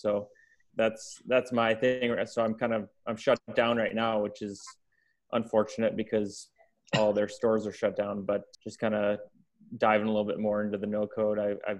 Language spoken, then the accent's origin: English; Grand Rapids, Michigan, United States; I'm from Grand Rapids, Michigan.